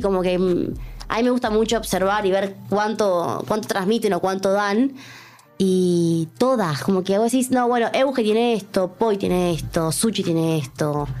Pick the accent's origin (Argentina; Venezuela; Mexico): Argentina; Córdoba; moved away as an adult; now in Netherlands; yo soy de Córdoba y estaba acá en Buenos Aires con una concentración junior